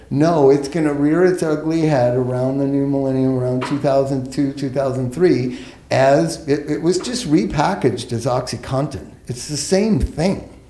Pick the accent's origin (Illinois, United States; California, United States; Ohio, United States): California, United States; Los Angeles; I grew up here in Los Angeles